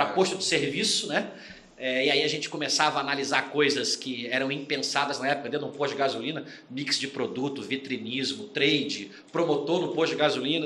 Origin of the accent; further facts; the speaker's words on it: Rio de Janeiro, Brazil; moved away as an adult; also born or lived in Curitiba; now in São Paulo, Brazil; Sou carioca, estou em São Paulo há 14 anos